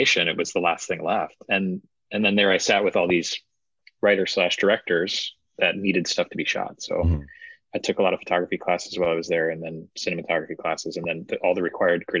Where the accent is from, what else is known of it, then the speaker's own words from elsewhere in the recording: Wisconsin, United States; I grew up in Wisconsin